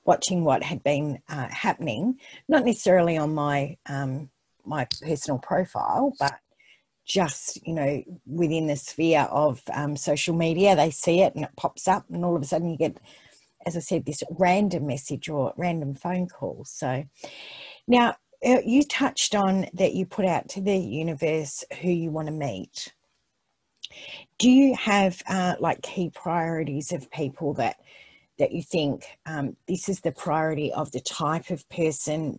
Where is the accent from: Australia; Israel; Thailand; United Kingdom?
Australia; Perth, Western Australia; moved away as an adult; now in Melbourne, Australia; I moved from Perth to Melbourne, I think about 23 or something years ago